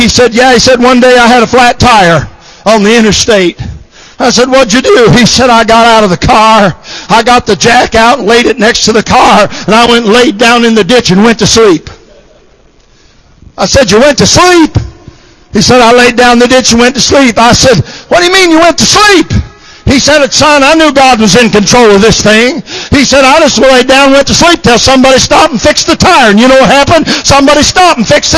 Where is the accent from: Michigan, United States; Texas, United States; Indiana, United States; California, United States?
Michigan, United States; I was raised in Michigan